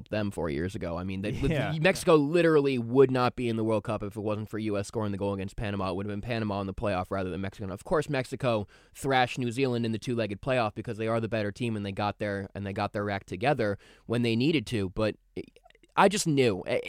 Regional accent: Ireland; Hopefully, Ireland makes it because I am Irish.

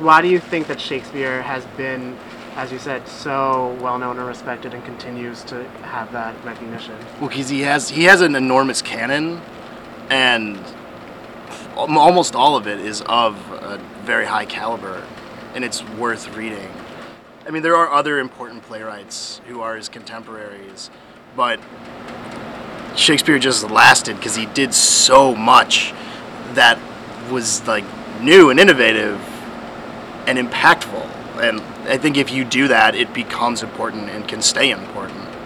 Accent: Scranton, Pennsylvania, United States; And uh, where are you from? Scranton, Pennsylvania.

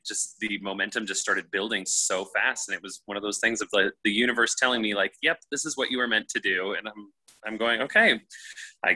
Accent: Nebraska, United States; also born or lived in Los Angeles, United States; now in New York City, United States; I'm from Nebraska.

